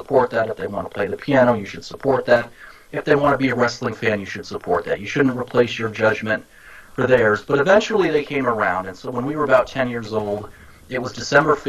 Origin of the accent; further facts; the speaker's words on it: Boston, Massachusetts, United States; now in Miami, United States; I grew up in the Boston area